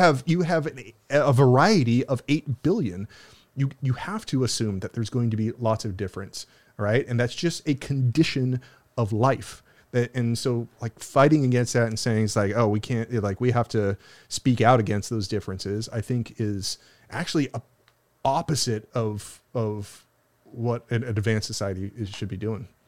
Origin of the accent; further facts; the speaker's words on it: United States; I'm an American, I'm an American citizen